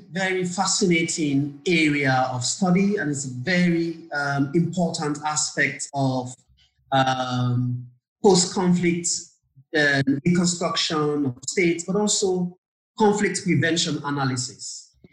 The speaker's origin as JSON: {"language": "English", "country": "Sierra Leone", "said": "And whenever I mention that I'm from Sierra Leone"}